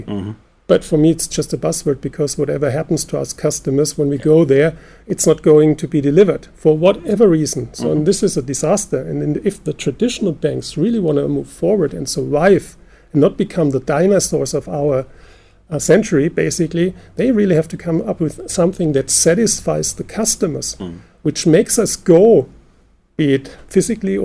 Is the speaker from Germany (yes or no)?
yes; Germany; we're from Germany